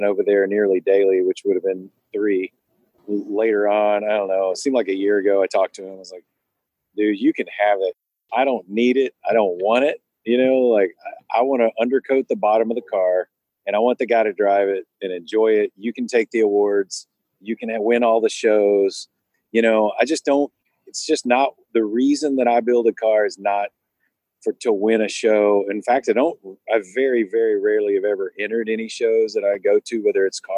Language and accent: English; the South, United States; moved away; I'm a small town kid. I grew up in the South